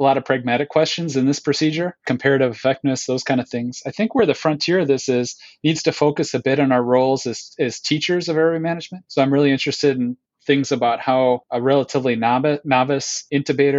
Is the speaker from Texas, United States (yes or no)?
no; Minneapolis, Minnesota, United States; also born or lived in Seattle, Washington; I'm coming to you from Minneapolis, Minnesota. This is my hometown